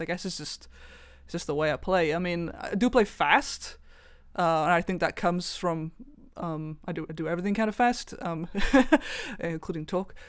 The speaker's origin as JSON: {"language": "English", "area": "Welsh", "region": "Wales", "country": "United Kingdom", "said": "I am Welsh."}